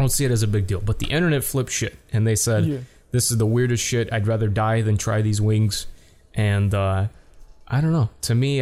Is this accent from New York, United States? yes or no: yes; New York, United States; I'm from New York too